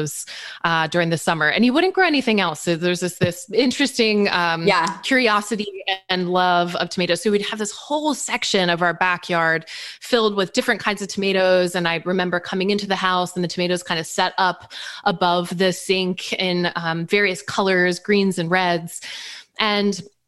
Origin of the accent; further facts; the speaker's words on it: East Coast, United States; I grew up on the East Coast